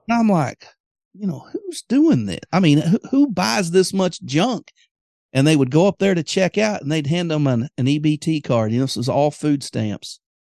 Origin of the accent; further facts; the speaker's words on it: Greenwood, Arkansas, United States; Greenwood, Arkansas, my hometown